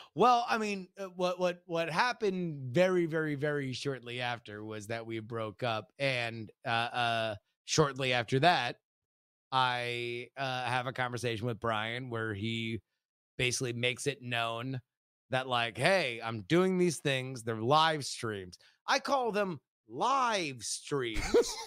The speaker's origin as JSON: {"language": "English", "region": "Florida", "country": "United States", "said": "we're from Florida"}